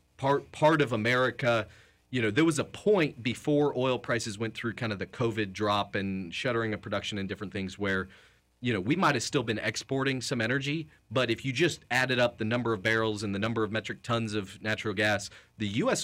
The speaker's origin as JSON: {"language": "English", "town": "Kansas City", "region": "Missouri", "country": "United States", "tie": "born or raised there", "said": "I grew up in Kansas City"}